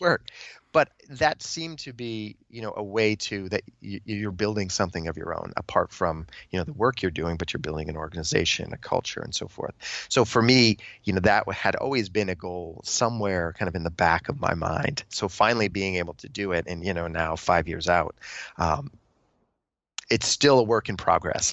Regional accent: New England, United States; moved away as an adult; I grew up in New England. I'd lived there pretty much all my life.

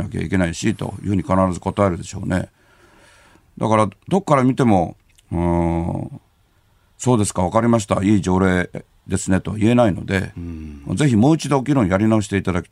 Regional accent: Kobe, Hyogo, Japan; 神戸生まれなんで、うんうん、ちっちゃい頃からもう外国人の方が周りにいっぱいいてですね、

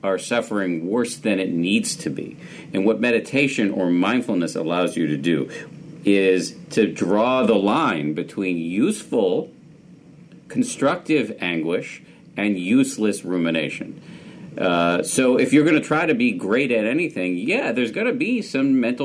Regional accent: Massachusetts, United States; born or raised there

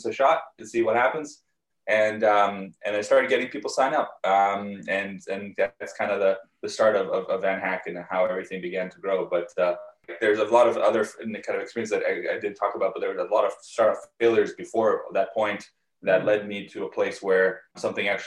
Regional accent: Canada; also born or lived in Soviet Union / Israel / United States / Brazil; when I was 5, I moved once more to Canada to where I live now

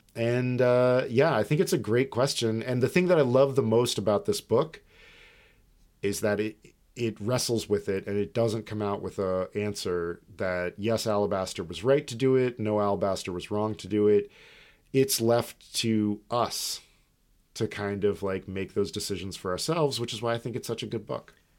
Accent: United States; We're American.

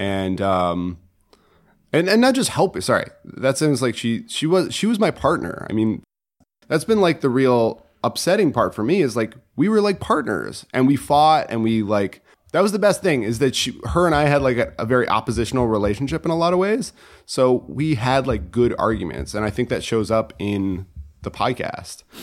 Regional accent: Connecticut, United States; moved away as an adult; also born or lived in China; I'm from Connecticut originally

